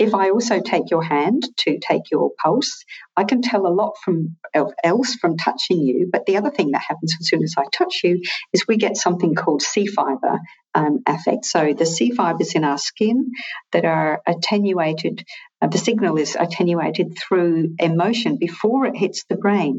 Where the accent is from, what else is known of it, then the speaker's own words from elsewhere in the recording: Scotland, United Kingdom; now in Australia; I'm originally Scottish, but I've lived here for a long time.